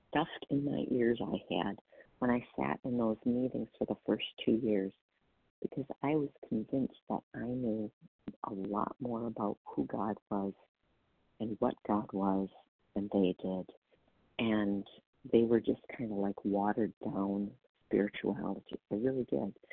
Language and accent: English; Wisconsin, United States; Oh, I'm from Wisconsin.